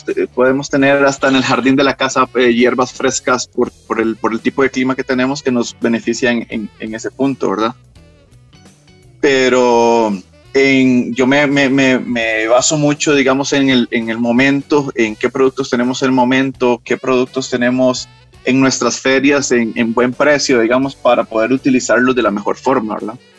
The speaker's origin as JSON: {"language": "Spanish", "country": "Costa Rica", "said": "nosotros en Costa Rica"}